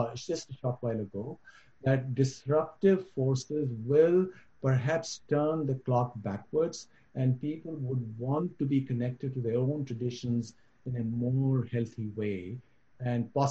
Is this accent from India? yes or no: yes; Kulgam, Jammu and Kashmir, India; when I was growing up in Kashmir, Kashmir was the safest place anywhere one can imagine. I remember when I was a young kid in Kulgam